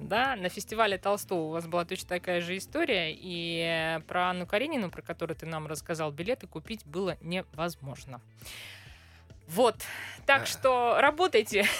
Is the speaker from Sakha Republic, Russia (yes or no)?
no; Moscow, Russia; мы, москвичи